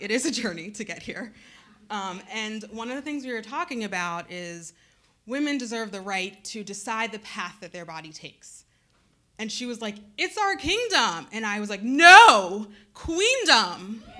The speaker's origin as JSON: {"language": "English", "region": "Midwest", "country": "United States", "tie": "born there", "also_born_or_lived": "Cambridge, Massachusetts / Maine", "said": "I have grown up in a lot of spaces. I was born in the Midwest, and then I moved to Cambridge, Massachusetts, land of Harvard, right? And then I moved to Maine."}